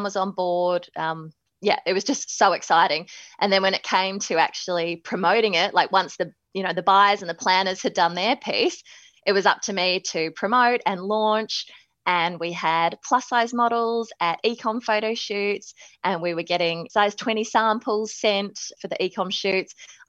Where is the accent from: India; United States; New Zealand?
New Zealand; accent: Kiwi; moved away as an adult; also born or lived in Melbourne, Australia / Manchester, United Kingdom; now in Sydney, Australia; So even though I was born in Melbourne, in Carlton, I actually moved to New Zealand when I was 5 and spent my whole life growing up there. So hence the slight Kiwi accent